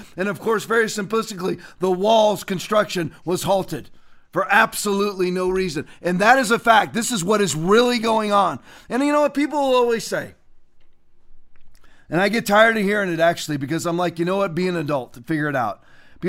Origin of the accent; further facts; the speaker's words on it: Sarasota, Florida, United States; my hometown of Sarasota